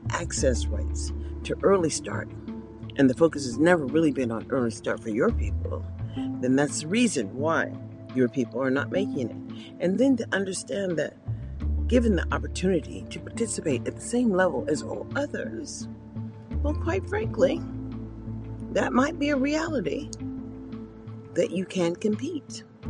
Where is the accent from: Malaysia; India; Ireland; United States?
United States; And we have to understand, as perhaps as American people, maybe we don't know enough about public education